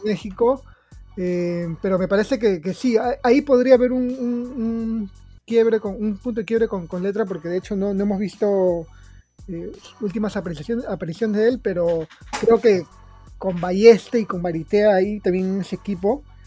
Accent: Peru; en Perú estamos

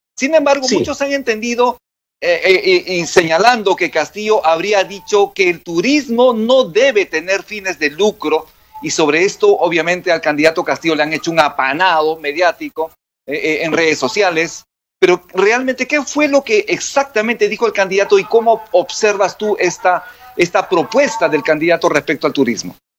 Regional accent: Cusco, Peru; yo soy cusqueño

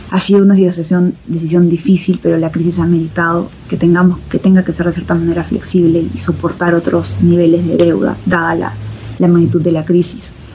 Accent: Peru; first language Spanish; Han pasado seis años desde que me gradué del de MPAID y volví a Perú

